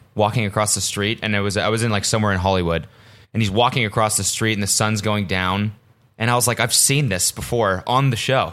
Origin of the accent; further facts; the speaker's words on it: Canada; I'm Canadian